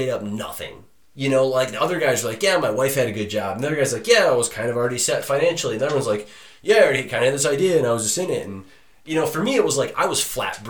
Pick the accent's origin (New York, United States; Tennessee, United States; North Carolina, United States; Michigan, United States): Michigan, United States; Detroit; I come from Detroit, Michigan. Love my family.